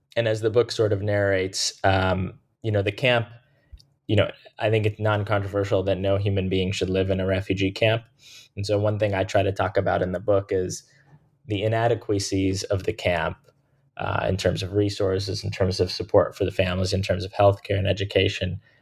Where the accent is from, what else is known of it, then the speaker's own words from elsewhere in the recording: Jacksonville, Florida, United States; the place that they eventually settled in and where I was born and raised, and they've lived for the last, um, you know, thirty-five plus years, which is Jacksonville, Florida